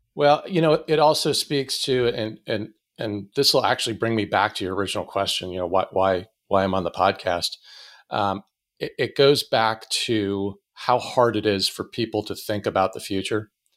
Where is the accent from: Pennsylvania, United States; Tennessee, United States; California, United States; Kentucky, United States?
Pennsylvania, United States; Erie; moved away as an adult; also born or lived in Pittsburgh; I grew up in Erie